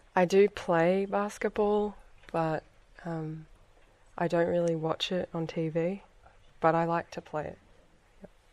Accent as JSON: {"language": "English", "country": "Australia", "moved": "yes", "lives_now": "Scotland, United Kingdom", "said": "I'm from Australia and I live in Scotland and I'm visiting France for the weekend"}